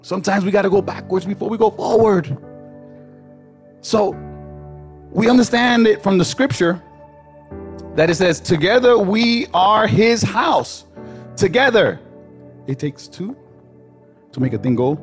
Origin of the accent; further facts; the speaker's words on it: Newark, New Jersey, United States; I come from Newark